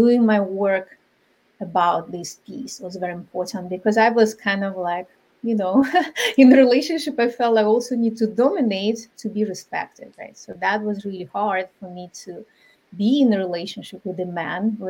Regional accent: Ukraine; moved away; I'm from Ukraine originally, my culture is very different

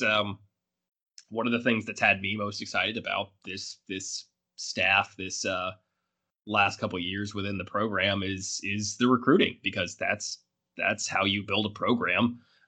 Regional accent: Alabama, United States; my home state of Alabama

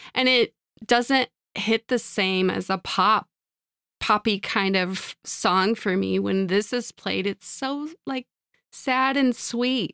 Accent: Midwest, United States; I'm a Midwesterner

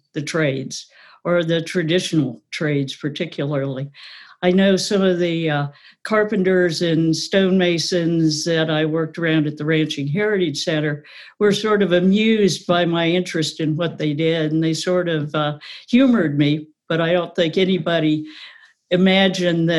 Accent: Lubbock, Texas, United States; also born or lived in New Hampshire; now in Maryland, United States; I was born and raised in Lubbock, Texas

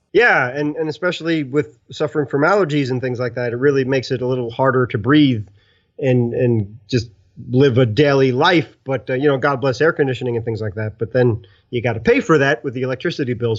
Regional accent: New York City, New York, United States; I'm an Italian from Brooklyn

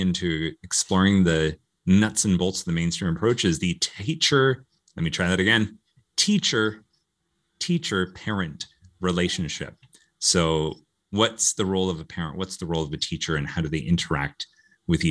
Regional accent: Canada; growing up in Canada, the typical primary school was kindergarten to grade 8

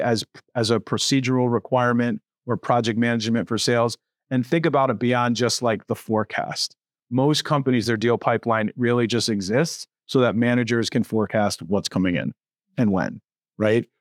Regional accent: Connecticut, United States; moved away as an adult; now in Buffalo, United States; I'm not from Buffalo. I'm from Connecticut

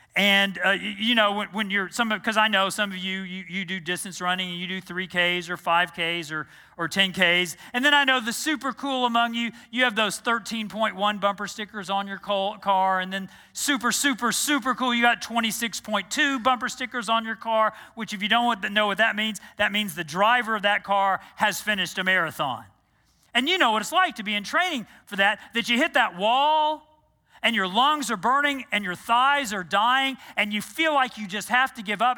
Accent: Texas, United States; moved away as an adult; also born or lived in New Jersey; I grew up in Texas

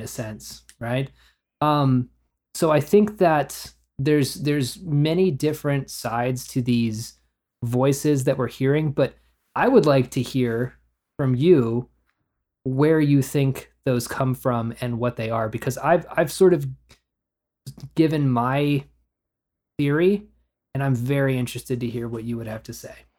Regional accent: Oklahoma, United States; I grew up in Oklahoma where the roads are empty most of the time

